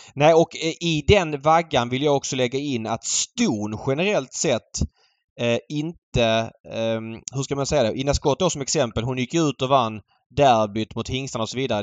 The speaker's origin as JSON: {"language": "Swedish", "town": "Malmö", "region": "Skåne", "country": "Sweden", "tie": "born or raised there", "said": "jag växte upp i Jägersro på 00-talet"}